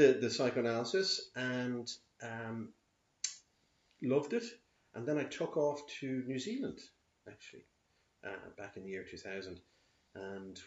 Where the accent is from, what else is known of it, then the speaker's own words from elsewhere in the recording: Dublin, Leinster, Ireland; I'm born here in Dublin